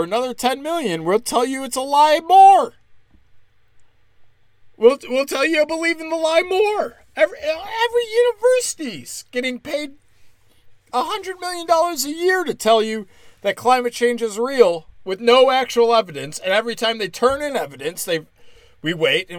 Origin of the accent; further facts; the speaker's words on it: United States; as an American